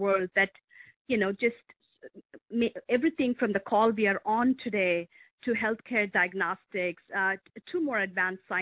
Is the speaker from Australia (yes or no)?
no; India; also born or lived in Europe; now in Medina, United States; I grew up in India just as India was discovering its information technology revolution